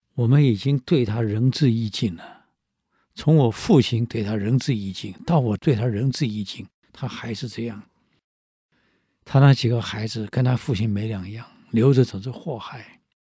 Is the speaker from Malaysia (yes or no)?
no; Taiwan; 我们台湾叫烂惨呢